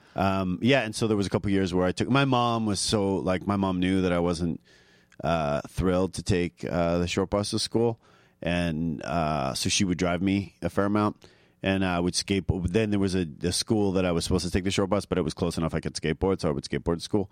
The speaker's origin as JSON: {"language": "English", "area": "suburb of Toronto", "region": "Ontario", "country": "Canada", "tie": "born or raised there", "also_born_or_lived": "Vancouver", "moved": "yes", "said": "I'm from a, a, like a small suburb of Toronto"}